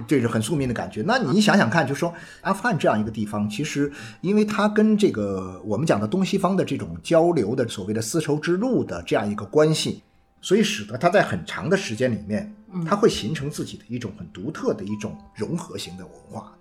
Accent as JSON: {"language": "Chinese", "country": "China", "said": "我们中国人"}